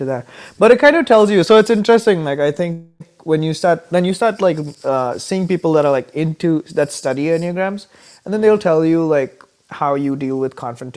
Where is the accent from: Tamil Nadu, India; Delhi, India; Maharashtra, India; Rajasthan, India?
Maharashtra, India; Mumbai; moved away as an adult; now in Minnesota, United States; growing up in India